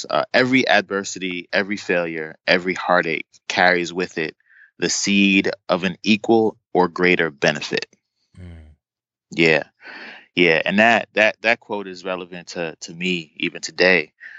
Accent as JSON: {"language": "English", "town": "Brooklyn", "region": "New York", "country": "United States", "tie": "born or raised there", "also_born_or_lived": "East Orange, New Jersey / Boston, Massachusetts", "said": "I grew up, I was born in Brooklyn, New York, and my family bounced around and ended up in East Orange, New Jersey for a while"}